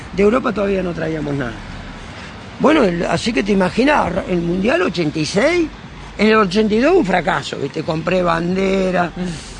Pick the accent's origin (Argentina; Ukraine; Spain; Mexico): Argentina; Carmen de Patagones, Buenos Aires Province; moved away as an adult; now in Trelew, Argentina; de Carmen de Patagones, donde soy nativo yo